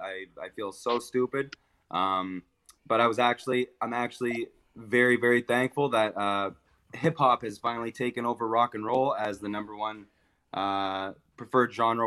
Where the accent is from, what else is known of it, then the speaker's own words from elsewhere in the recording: Salisbury, New Brunswick, Canada; I've born and raised in Salisbury, New Brunswick. East Coast for life.